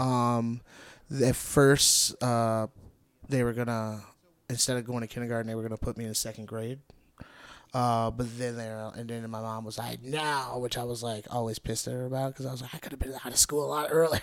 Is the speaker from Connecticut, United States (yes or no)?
no; Gary, Indiana, United States; also born or lived in East Chicago, Indiana; I grew up in Gary